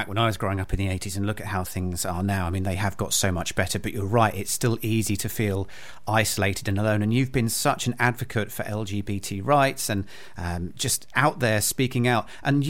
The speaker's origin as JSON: {"language": "English", "area": "Isle of Wight", "region": "South East England", "country": "United Kingdom", "tie": "born or raised there", "said": "I was a gay teenager growing up on the Isle of Wight, went through all that anxiety."}